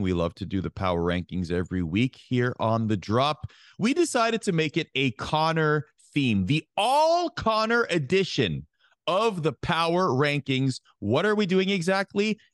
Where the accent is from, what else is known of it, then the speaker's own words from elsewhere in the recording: Canada; as a Canadian